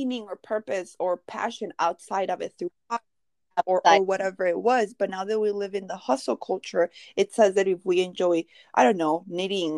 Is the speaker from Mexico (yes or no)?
yes; Mexico; moved away; I grew up in Mexico, and my dad would be in Mexico 3 months and then 3 months in the U.S. But when he was in Mexico, you know, we're from a little village